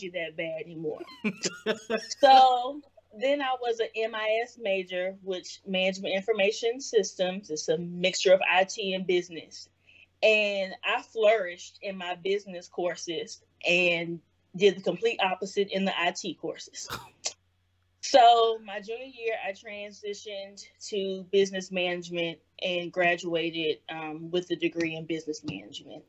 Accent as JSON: {"language": "English", "town": "Columbia", "region": "South Carolina", "country": "United States", "tie": "born or raised there", "moved": "as an adult", "lives_now": "Washington, D.C. area, United States", "said": "I was born and raised in Columbia"}